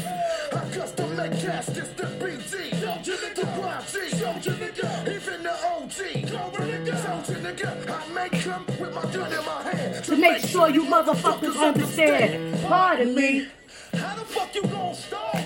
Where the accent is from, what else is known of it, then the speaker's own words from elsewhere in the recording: New York City, New York, United States; I'm not even from Brownsville. I'm from Bushwick